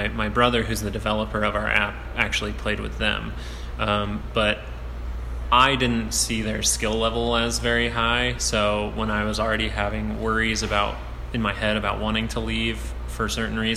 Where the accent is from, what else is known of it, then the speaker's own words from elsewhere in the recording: Wichita, Kansas, United States; born and raised in Wichita, Kansas, went to high school here at Cave Mount Carmel